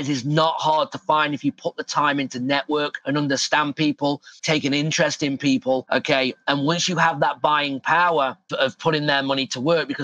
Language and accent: English; England, United Kingdom; now in Phoenix, United States; I'm from England